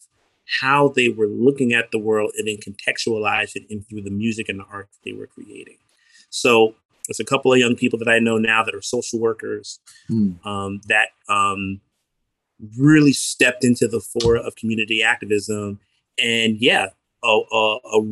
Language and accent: English; Newark, New Jersey, United States; from a family where my father was a Newark City school teacher for 35 plus years, born and raised in Newark